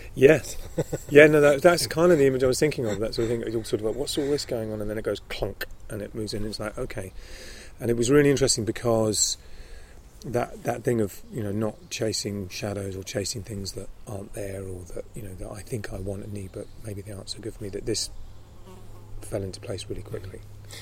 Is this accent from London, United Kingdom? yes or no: yes; London, United Kingdom; also born or lived in Summerhill school, countryside; I grew up in London, but I also went to schools in the country